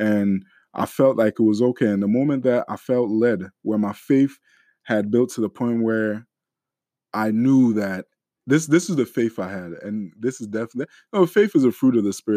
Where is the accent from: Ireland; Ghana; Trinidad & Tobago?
Ghana; we're Ghanaian